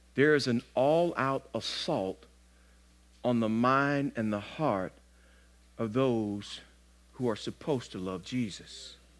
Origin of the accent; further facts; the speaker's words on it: the South, United States; I'm, I'm from the South